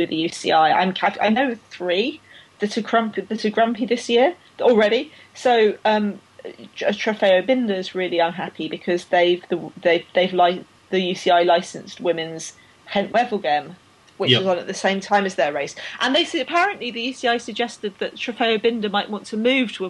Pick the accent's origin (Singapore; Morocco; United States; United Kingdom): United Kingdom; I'm British